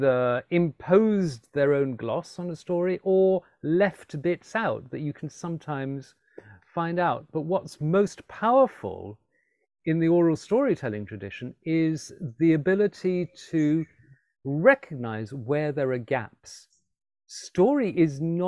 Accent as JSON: {"language": "English", "town": "Alexandria", "region": "Alexandria Governorate", "country": "Egypt", "tie": "born or raised there", "also_born_or_lived": "London", "moved": "as an adult", "said": "I grew up in Alexandria in Egypt. I was born in London, but moved there and lived there between the ages of 6 and 18."}